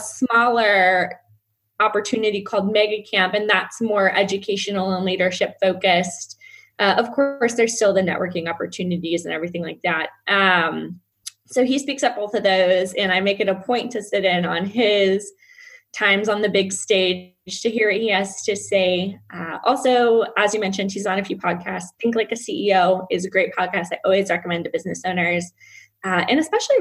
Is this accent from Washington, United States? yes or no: no; California, United States; moved away as an adult; now in Lake Norman, United States; I'm originally from California.